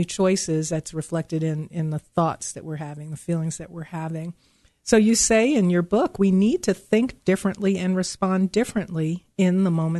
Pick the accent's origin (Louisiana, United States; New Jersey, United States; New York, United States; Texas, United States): New York, United States; moved away; I'm originally from New York, and sometimes the New York comes out of me.